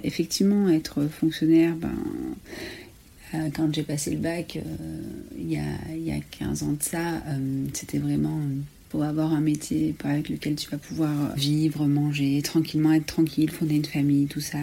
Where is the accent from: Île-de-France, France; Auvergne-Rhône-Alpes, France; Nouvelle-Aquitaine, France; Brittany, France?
Auvergne-Rhône-Alpes, France; Ardèche; j'ai 35 ans, je viens d'Ardèche